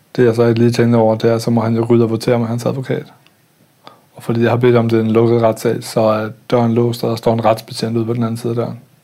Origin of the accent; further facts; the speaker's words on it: Denmark; moved away; also born or lived in Østerbro, Copenhagen / Nørrebro, Copenhagen; en kultur, jeg voksede op i i Jylland